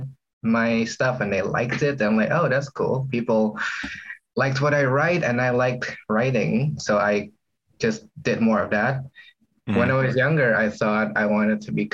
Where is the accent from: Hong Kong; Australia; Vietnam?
Vietnam; English is a second language; moved away as an adult; now in Toronto, Canada; I was living in Vietnam at the time